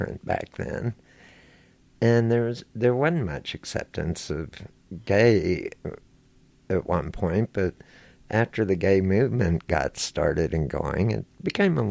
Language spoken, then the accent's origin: English; Houston, Texas, United States; I grew up here in Houston, Texas